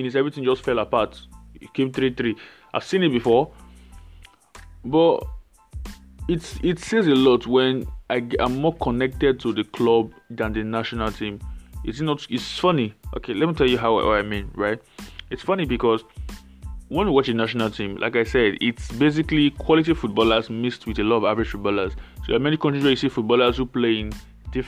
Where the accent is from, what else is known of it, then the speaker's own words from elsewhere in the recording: Nigeria; I'm Nigerian.